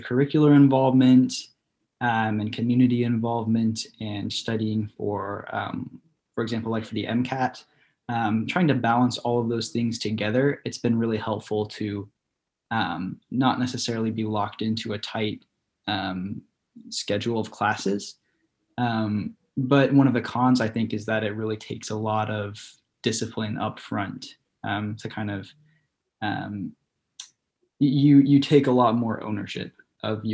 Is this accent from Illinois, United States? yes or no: yes; Illinois, United States; moved away as an adult; now in Texas, United States; I'm from Illinois.